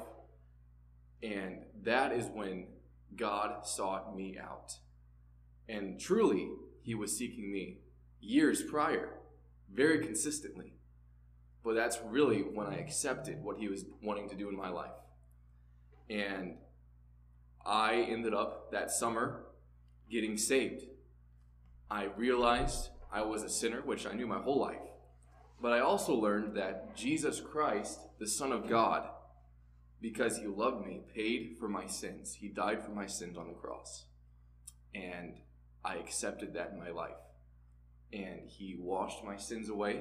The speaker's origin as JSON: {"language": "English", "town": "St. Louis", "region": "Missouri", "country": "United States", "tie": "born or raised there", "said": "I grew up in St. Louis, Missouri"}